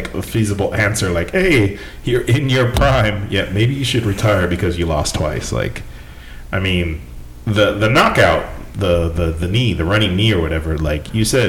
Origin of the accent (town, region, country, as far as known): near Stockton, California, United States; born or raised there